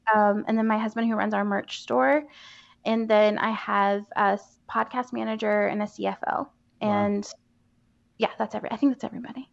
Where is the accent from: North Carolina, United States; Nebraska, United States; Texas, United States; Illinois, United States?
North Carolina, United States; Asheville; I grew up in Asheville for the mm-hmm. most part